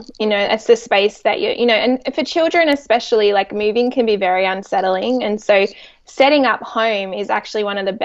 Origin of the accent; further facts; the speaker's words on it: Sydney, New South Wales, Australia; accent: Australian; moved away as an adult; now in Orange County, United States; born and raised in Australia, Sydney, Australia